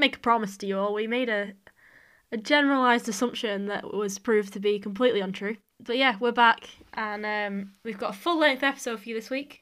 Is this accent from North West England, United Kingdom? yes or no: yes; Widnes, North West England, United Kingdom; my town is called Widnes